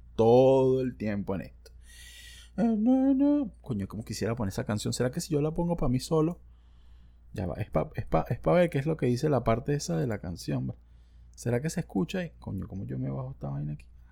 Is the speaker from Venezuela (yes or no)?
yes; Margarita Island, Nueva Esparta, Venezuela; yo soy un viejo margariteño bastante sencillo